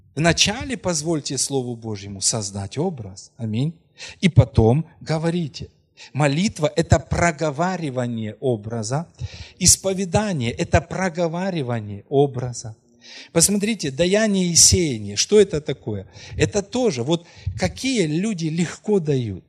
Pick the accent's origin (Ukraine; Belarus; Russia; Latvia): Ukraine; Krasnohorivka, Donetsk Oblast; moved away; о Красногоровке, вы знаете, ну это мой родной город, где мы родились